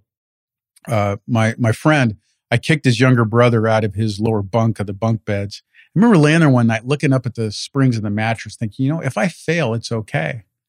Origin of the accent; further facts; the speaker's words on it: Paramount, California, United States; also born or lived in Lynwood; I was born in Linwood, mm-hmm. and I went to middle and high school in Paramount. So I'm straight out of right next to Compton.